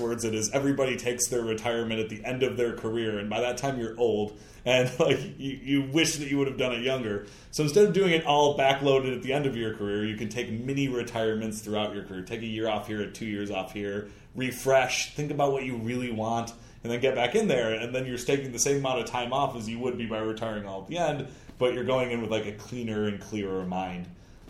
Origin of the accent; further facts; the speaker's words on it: Michigan, United States; I'm from Michigan